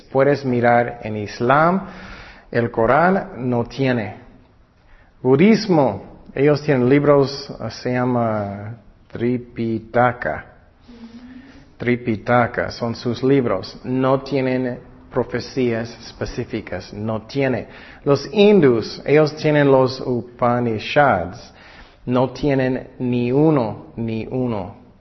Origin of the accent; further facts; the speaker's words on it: California, United States; yo nací en California